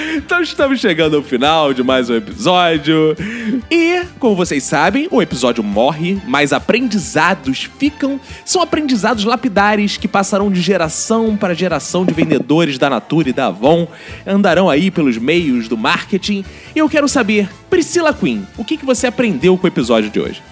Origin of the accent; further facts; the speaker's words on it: Rio de Janeiro, Brazil; accent: carioca; gente tem sotaque de carioca.